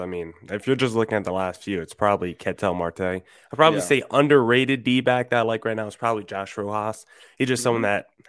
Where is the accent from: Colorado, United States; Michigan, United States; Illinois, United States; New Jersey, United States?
New Jersey, United States; moved away as an adult; now in Arizona, United States; But I grew up on the East Coast, grew up in New Jersey